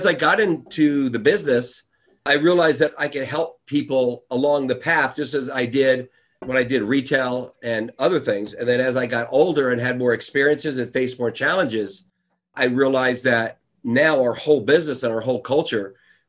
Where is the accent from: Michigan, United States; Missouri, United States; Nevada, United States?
Nevada, United States; Las Vegas; I'm from Las Vegas, Nevada. … the real estate guy.